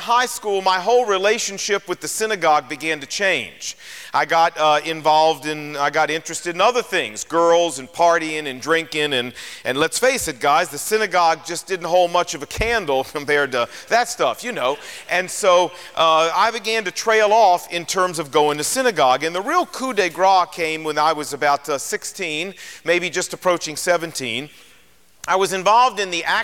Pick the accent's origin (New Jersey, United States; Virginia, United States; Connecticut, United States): Virginia, United States; Portsmouth; I was born and raised in Portsmouth, Virginia